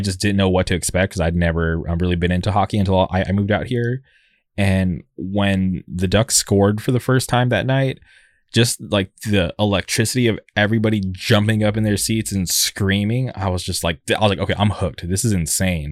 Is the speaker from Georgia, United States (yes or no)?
no; La Quinta, California, United States; moved away; I'm from the, the Palm Springs area. Uh, I, I grew up in La Quinta